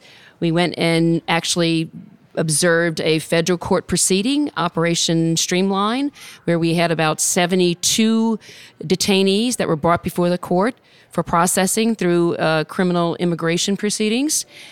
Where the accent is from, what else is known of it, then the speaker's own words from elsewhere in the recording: New Orleans, Louisiana, United States; I'm born and raised in New Orleans, Louisiana.